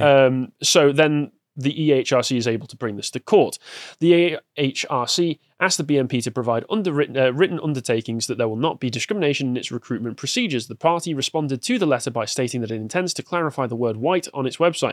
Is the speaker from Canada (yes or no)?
no; England, United Kingdom; growing up in England